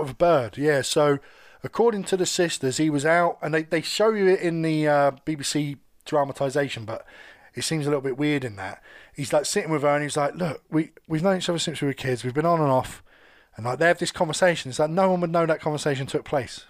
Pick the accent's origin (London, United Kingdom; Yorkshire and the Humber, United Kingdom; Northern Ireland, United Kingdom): London, United Kingdom; I grew up in London, so I was always around gays at school